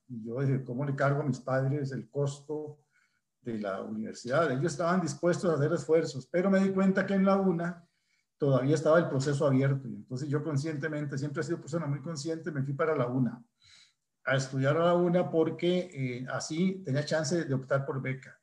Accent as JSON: {"language": "Spanish", "town": "Desamparados", "region": "San José", "country": "Costa Rica", "tie": "born or raised there", "said": "yo soy desamparadeño. Nací en San Rafael, arriba de Desamparados"}